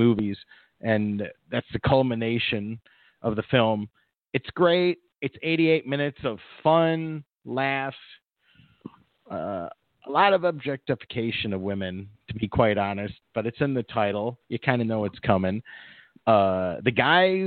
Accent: Midwest, United States; now in Los Angeles area, United States; Growing up in the Midwest

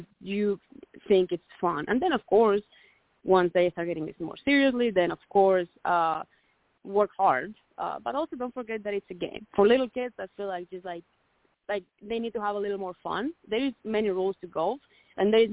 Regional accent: Santiago de Compostela, Galicia, Spain; moved away as an adult; now in United States; my home country of Spain

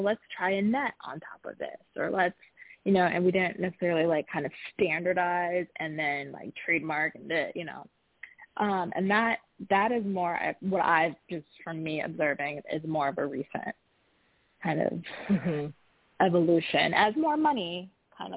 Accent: Midwest, United States; I grew up in the Midwest.

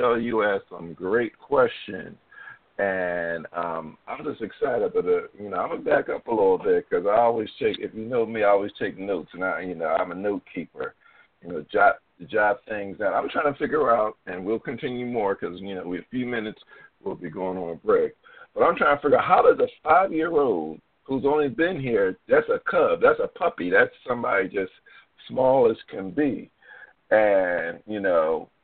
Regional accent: Philadelphia, Pennsylvania, United States; moved away as an adult; now in Baltimore, United States; I'm a Philadelphian by trick, you know, by heart, but I moved here like 16, 17 years ago

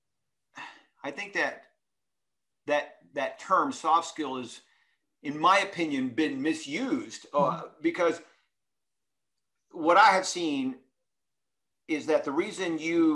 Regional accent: Texas, United States; I was raised in Texas

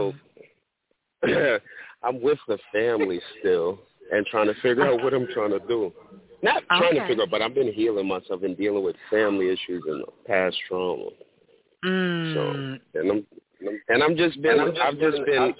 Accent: New York, United States; now in Florida, United States; I'm calling from Florida, but I was born in New York.

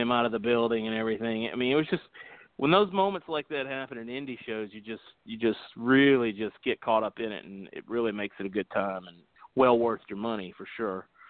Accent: Covington, Georgia, United States; I grew up in Covington

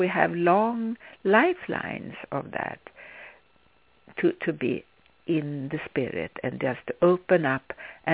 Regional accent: Sweden; English is a second language; moved away as an adult; When I was a child, I grew up in Sweden

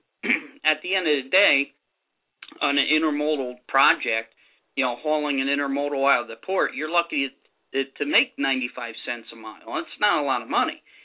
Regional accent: New Jersey, United States; New Jersey, my home state.

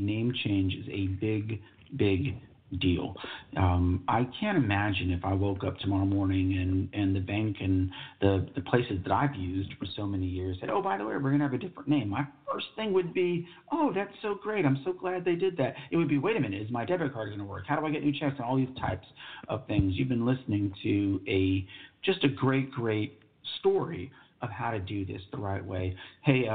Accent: New Braunfels, Texas, United States; I'm from Texas. I'm from New Braunfels, Texas. I was born in Texas, saved my time in the military. I've always lived in Texas

